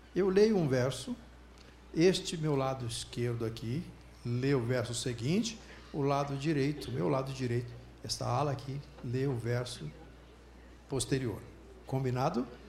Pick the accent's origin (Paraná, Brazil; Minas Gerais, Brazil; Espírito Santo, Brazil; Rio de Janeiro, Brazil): Espírito Santo, Brazil; Alegre; moved away; also born or lived in Centro-Oeste; Eu sou de Alegre, trabalho aqui no Centro-Oeste, Alegre é uma cidade do Espírito Santo